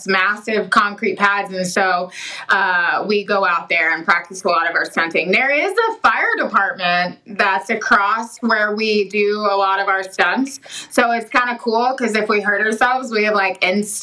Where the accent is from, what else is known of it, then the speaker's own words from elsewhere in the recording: Dallas-Fort Worth area, Texas, United States; moved away as an adult; now in Big Spring, Texas, United States; I'm from the Dallas-Fort Worth area, which is the area that most people know about Texas.